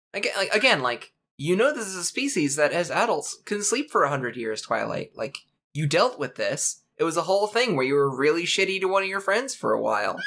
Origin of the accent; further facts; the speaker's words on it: Canada; I'm born Canadian